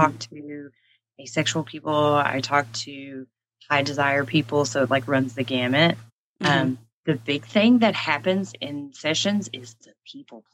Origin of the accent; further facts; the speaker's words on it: East Tennessee, United States; I grew up in the Bible Belt in East Tennessee